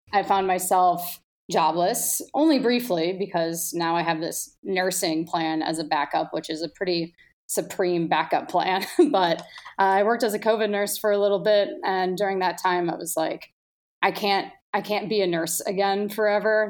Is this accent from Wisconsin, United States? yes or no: yes; Milwaukee, Wisconsin, United States; moved away as an adult; now in Chicago, United States; I grew up in Milwaukee, definitely blue collar, beer town